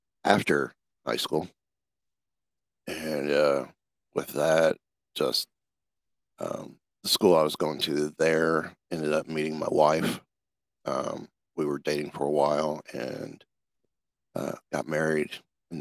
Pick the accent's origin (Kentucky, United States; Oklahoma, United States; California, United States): Kentucky, United States; born there; Oh, wow. I was born in Kentucky, and actually, by the time I graduated high school, had 13 different street addresses.